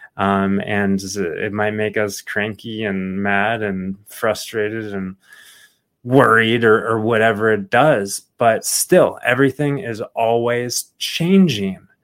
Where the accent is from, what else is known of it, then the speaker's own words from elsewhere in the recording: Phoenix, Arizona, United States; I grew up in Phoenix, Arizona